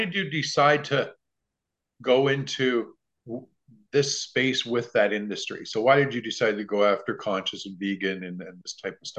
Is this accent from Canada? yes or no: yes; Canada; Okay. I'm Canadian.